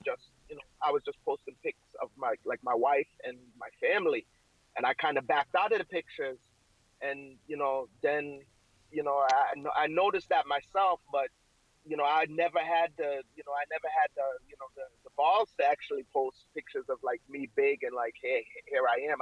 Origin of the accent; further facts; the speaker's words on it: Waltham, Massachusetts, United States; also born or lived in Jamaica; I grew up in, in Massachusetts